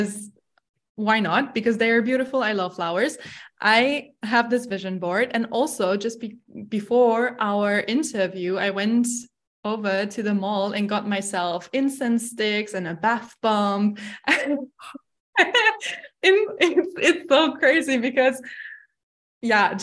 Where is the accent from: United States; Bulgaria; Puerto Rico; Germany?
Germany; moved away as an adult; now in Dubai, United Arab Emirates; I'm from Germany